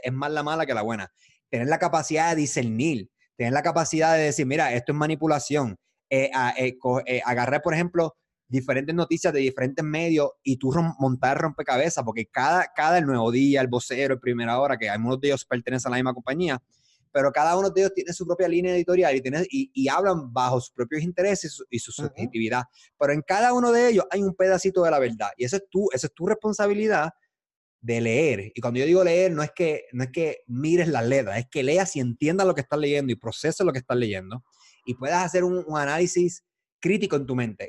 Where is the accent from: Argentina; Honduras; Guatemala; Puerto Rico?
Puerto Rico; nosotros somos puertorriqueños